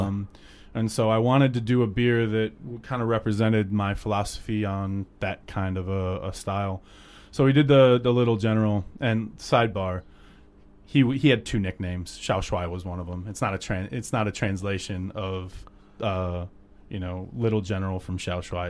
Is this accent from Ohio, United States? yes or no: yes; Cleveland, Ohio, United States; moved away as an adult; also born or lived in Alabama; now in China; I grew up in Cleveland